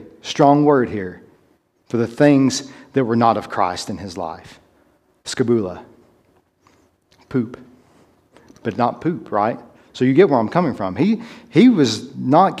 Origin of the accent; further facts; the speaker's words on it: Tennessee, United States; My being American or my Southernness, my being from Tennessee